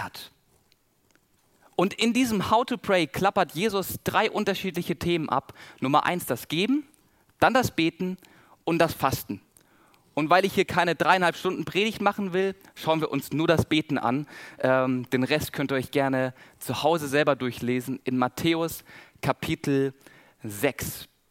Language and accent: German; Southern Germany, Germany; accent: Swabian and Baden; Bei uns, wo ich herkomme, ich komme aus dem Süden von Deutschland, wir, wir schwätzen Schwäbisch und Badenserisch.